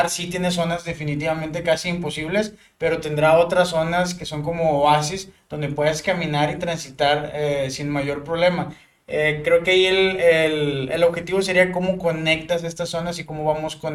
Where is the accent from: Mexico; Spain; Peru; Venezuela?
Mexico; Matamoros, Tamaulipas; moved away as an adult; now in Monterrey, Mexico; soy graduado de la Universidad Autónoma de Nuevo León. Y soy originario de Matamoros, Tamaulipas, ciudad fronteriza.